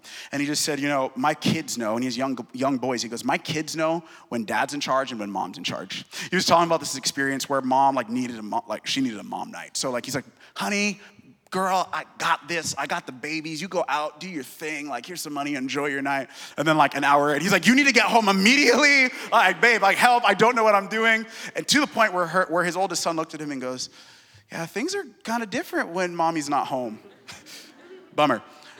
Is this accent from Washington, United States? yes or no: yes; Seattle, Washington, United States; I'm from Seattle, and the god of my city is success.